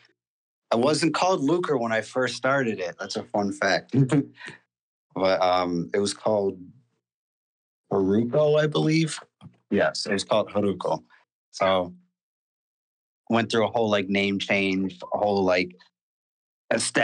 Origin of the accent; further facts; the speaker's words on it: Buffalo, New York, United States; I'm from Buffalo, by the way. Buffalo, New York